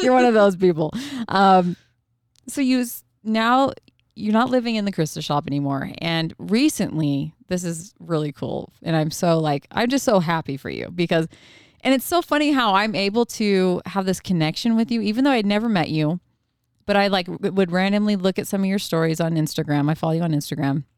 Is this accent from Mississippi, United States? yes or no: no; Oregon, United States; moved away; I'm I'm originally from Oregon